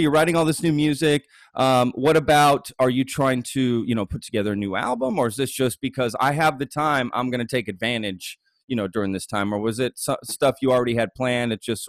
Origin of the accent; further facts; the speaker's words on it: Dallas, Texas, United States; now in Austin, United States; I'm in Austin, but I grew up in Dallas. Dallas.